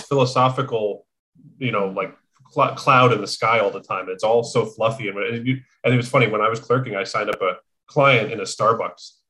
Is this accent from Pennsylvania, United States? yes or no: yes; near Scranton, Pennsylvania, United States; moved away as an adult; I'm from near there.